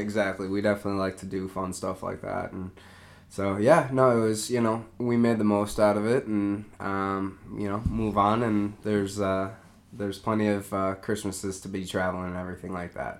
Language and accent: English; Eden Prairie, Minnesota, United States; I grew up in Eden Prairie